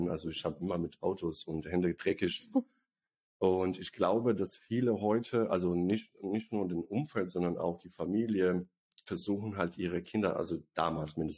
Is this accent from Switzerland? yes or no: no; Bosnia & Herzegovina; Also ich komme übrigens aus Bosnien, die, die es nicht wissen.